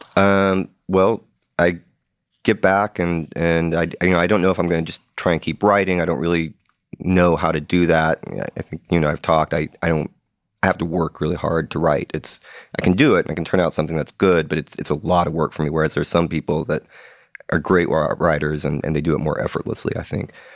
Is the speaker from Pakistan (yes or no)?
no; Seattle, Washington, United States; I grew up in Seattle